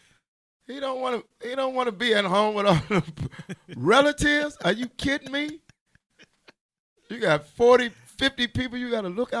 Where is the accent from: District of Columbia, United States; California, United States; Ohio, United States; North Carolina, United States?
District of Columbia, United States; Washington; Know, I'm from Washington, D.C.